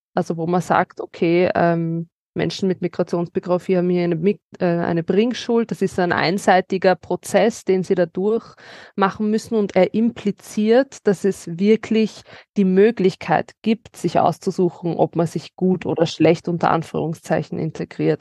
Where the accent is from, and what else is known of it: Vienna, Austria; born or raised there